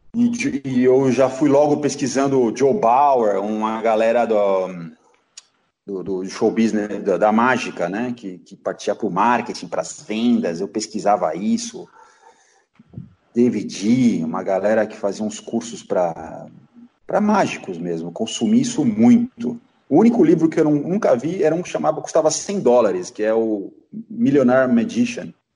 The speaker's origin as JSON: {"language": "Portuguese", "country": "Brazil", "said": "Eu moro no Brasil, sou brasileiro, amo o Brasil"}